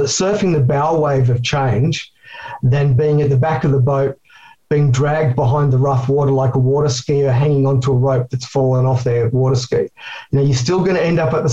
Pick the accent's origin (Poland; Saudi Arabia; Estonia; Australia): Australia; I'm an Aussie Yobbo and I can barely speak English